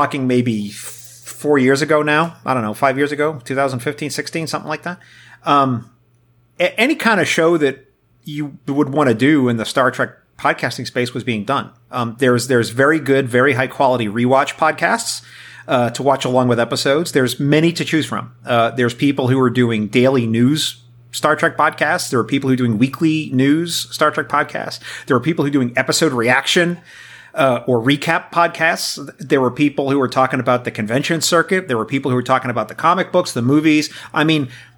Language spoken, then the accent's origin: English; New York City, New York, United States; I grew up in New York City